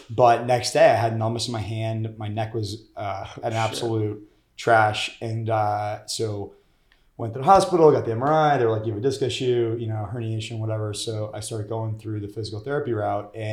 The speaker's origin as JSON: {"language": "English", "town": "Montville", "region": "New Jersey", "country": "United States", "tie": "born or raised there", "lives_now": "New York City, United States", "said": "I grew up in Jersey."}